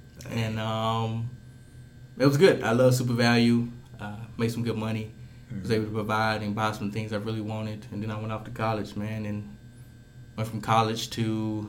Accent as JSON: {"language": "English", "town": "Kilmichael", "region": "Mississippi", "country": "United States", "tie": "born or raised there", "said": "Well, I hail from Kill Michael, Mississippi."}